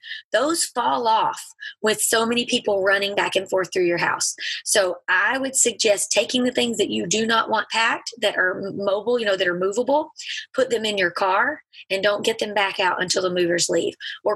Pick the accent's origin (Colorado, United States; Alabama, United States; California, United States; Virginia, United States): Alabama, United States; moved away as an adult; also born or lived in Mississippi / England; we're from Alabama